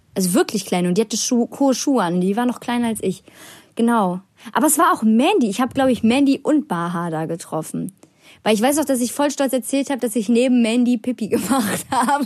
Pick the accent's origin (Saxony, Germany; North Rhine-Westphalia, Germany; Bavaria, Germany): North Rhine-Westphalia, Germany; Bonn; ich bin 16 Jahre alt, ich komme aus Bonn